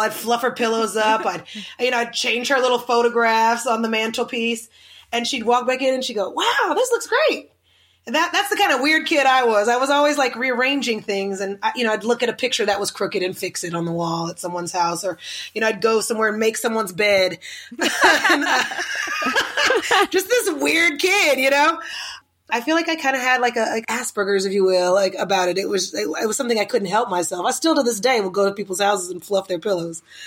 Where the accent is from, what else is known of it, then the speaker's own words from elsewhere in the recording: Oklahoma City, Oklahoma, United States; now in Los Angeles, United States; I grew up in Oklahoma City, right next to the capital of the city.